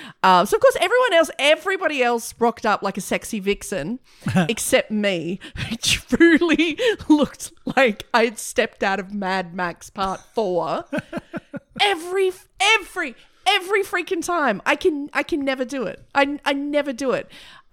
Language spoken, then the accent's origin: English; Broken Hill, New South Wales, Australia; I grew up in a mining town.